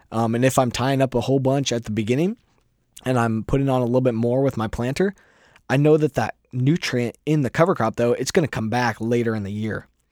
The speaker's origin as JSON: {"language": "English", "region": "Iowa", "country": "United States", "said": "I'm a farmer from Iowa."}